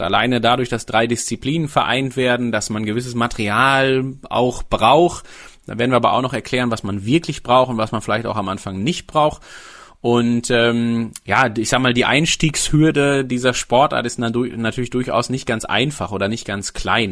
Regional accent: Sauerland, North Rhine-Westphalia, Germany; Ich komme gebürtig aus dem Sauerland

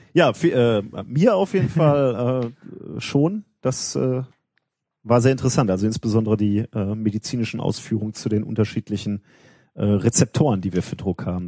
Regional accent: Gelsenkirchen, North Rhine-Westphalia, Germany; in meiner Heimatstadt

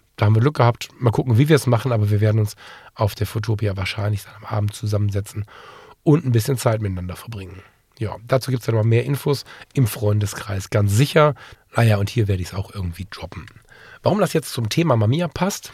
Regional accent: Ratingen, North Rhine-Westphalia, Germany; einer freien evangelischen Gemeinde bei uns in Ratingen. Das ist eine Gemeinde, der ich seit der Kindheit verbunden bin

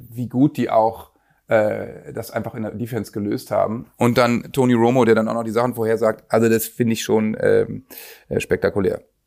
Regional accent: Germany; als Deutscher

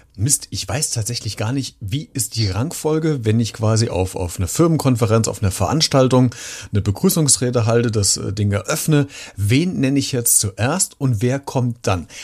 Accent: Germany; wir gerne machen als Deutschen

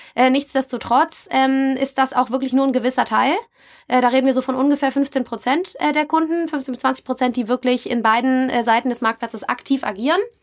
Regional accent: Berlin, Germany; moved away as an adult; now in Hamburg, Germany; irgendwann in Hamburg und nicht mehr in meiner Heimatstadt Berlin gelandet bin

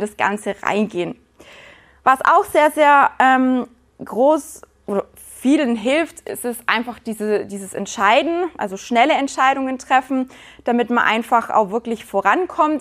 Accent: Günzburg, Bavaria, Germany; now in Black Forest, Germany; Ich bin in Günzburg geboren

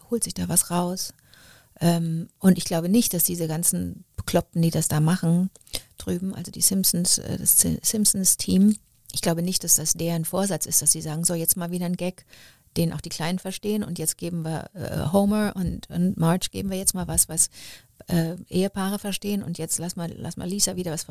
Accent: Montreal, Quebec, Canada; born there; Ich bin in Montreal geboren und da waren Deutsch, äh, da waren Englisch und Französisch die Sprachen und meine Eltern sind aber Deutsch.

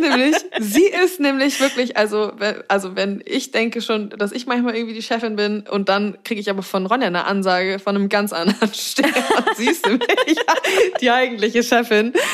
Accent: Zeven, Lower Saxony, Germany; now in Hamburg, Germany; bei uns in Zefen eine Eisdiele, eine einzige, und die gibt es aber schon seit anno dazu mal

